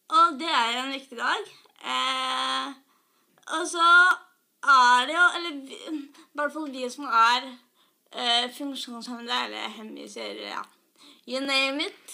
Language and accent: Norwegian; Skedsmokorset, Akershus, Norway; moved away as an adult; now in Oslo, Norway; jeg kommer fra Skedsmotorsdag. Og så bor jeg i Oslo nå, i studentleilighet